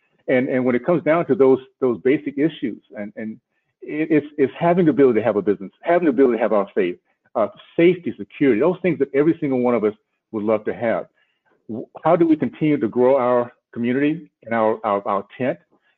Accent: Tallahassee, Florida, United States; moved away; also born or lived in Philadelphia, Pennsylvania; growing up in the Deep South, Tallahassee, in a segregated community

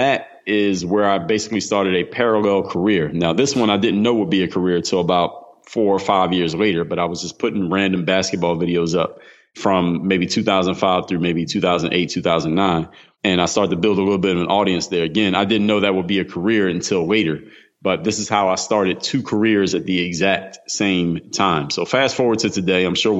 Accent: Philadelphia, Pennsylvania, United States; now in Miami, United States; I come from the city of Philadelphia, now reside in Miami, Florida

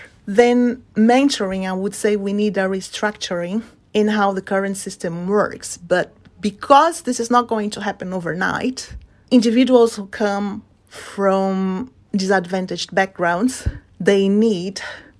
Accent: Belém, Pará, Brazil; now in London, United Kingdom; I was born in the Amazon Delta in Belém. I'm also ethnically of mixed heritage, so I'm what people in Brazil call a parda. So these are black people of Afro-European ancestry.

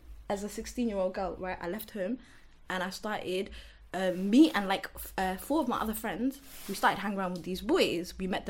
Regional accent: Wembley, London, United Kingdom; I grew up in Wembley.

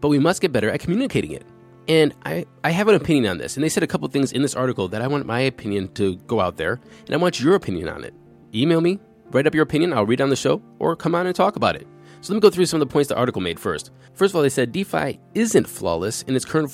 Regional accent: Cleveland, Ohio, United States; we're from Cleveland. And Cleveland has snowstorms

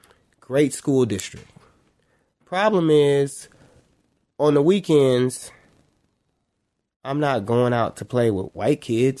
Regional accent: Cleveland, Ohio, United States; also born or lived in Shaker Heights, Ohio; I was born in Cleveland. I grew up in Shaker. Well, let me say I lived in Shaker, but I grew up in Cleveland.

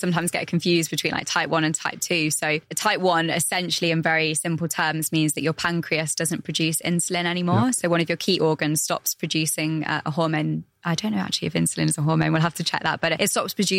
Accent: England, United Kingdom; now in United Arab Emirates; I'm from England

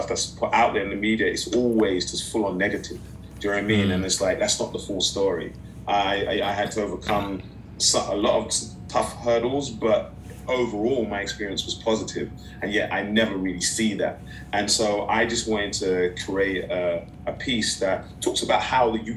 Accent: Nigeria; They represent that I was as a Nigerian, I was born in foreign land.

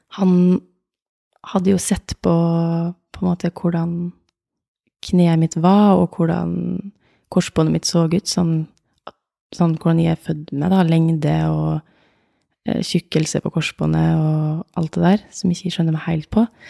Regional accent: Åndalsnes, Møre og Romsdal, Norway; also born or lived in Oslo; Jeg er fra Åndalsnes, en eh, liten by utafor eh, Molde

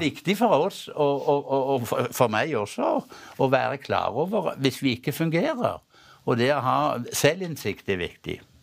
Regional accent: Hjelmeland, Rogaland, Norway; der jeg kommer fra opprinnelig. Hjelmeland i Ryfylke.

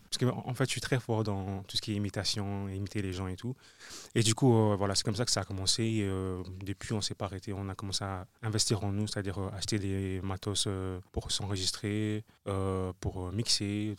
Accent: Brussels, Brussels-Capital Region, Belgium; je suis un artiste euh, bruxellois

